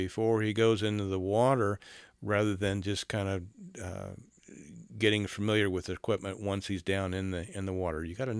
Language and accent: English; South Carolina, United States; I was raised in South Carolina, and I know the Cooper River.